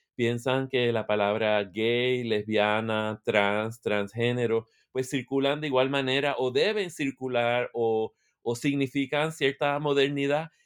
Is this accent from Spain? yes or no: no; Puerto Rico; moved away as an adult; now in Michigan, United States; Soy de Puerto Rico, eh, vivo en Michigan, en Estados Unidos